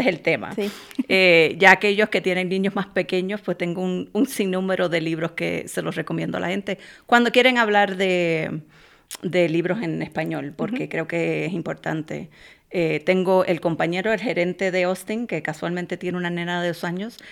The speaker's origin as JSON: {"language": "Spanish", "country": "Puerto Rico", "also_born_or_lived": "Boston", "moved": "as an adult", "lives_now": "Minnesota, United States", "said": "me mudé eh, de nuevo a Puerto Rico, que es de donde yo soy"}